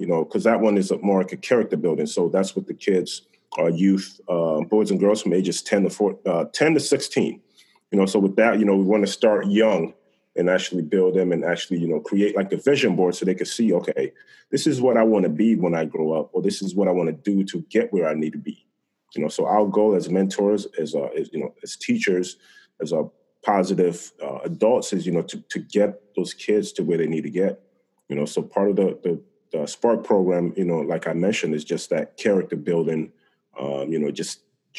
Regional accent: Benton Harbor/Berrien Springs, Michigan, United States; now in Rochester, United States; Barron Springs, Michigan, where, you know, that's my hometown

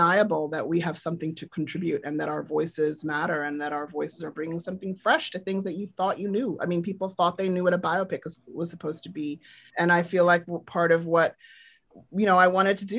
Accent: South Africa; I grew up in South Africa during apartheid, and I grew up in a political household

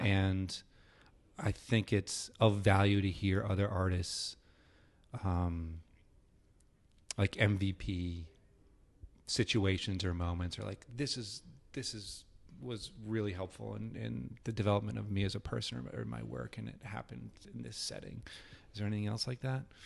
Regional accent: New Hampshire, United States; I grew up in the Northeast, in New Hampshire

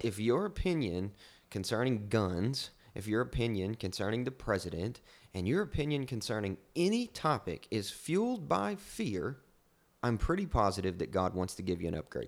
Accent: Kentucky, United States; I'm from Kentucky, from the sticks

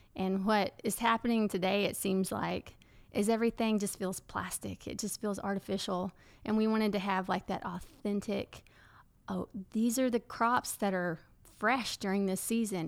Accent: Paris, Texas, United States; also born or lived in Louisiana; now in Enid, United States; I'm from Paris, Texas

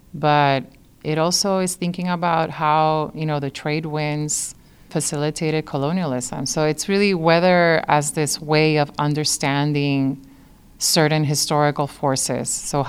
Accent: San Juan, Puerto Rico; now in Chicago, United States; I was actually born and raised in San Juan, Puerto Rico

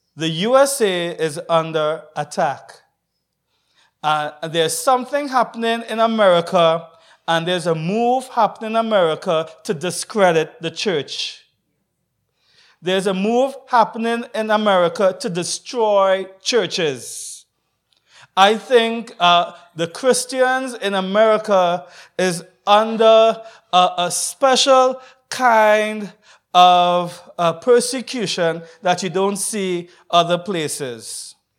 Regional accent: Trinidad & Tobago; I'm from Trinidad and Tobago

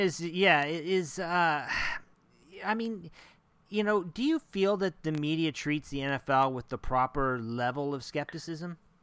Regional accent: Oklahoma, United States; moved away; I'm from Oklahoma originally.

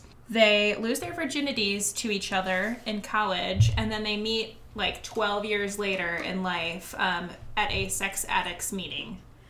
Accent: Kansas City, Missouri, United States; I am from Kansas City.

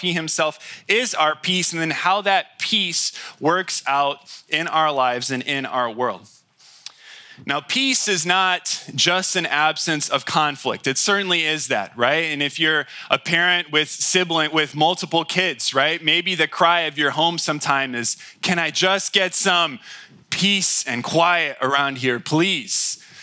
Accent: United States

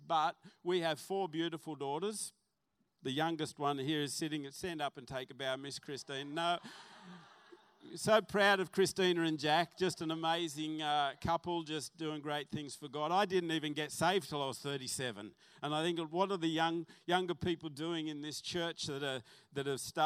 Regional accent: Salamander Bay, New South Wales, Australia; also born or lived in Western Suburbs Hospital (Newcastle area) / Mayfield West; we moved to Port Stephens, and I grew up on a farm, Salamander Bay

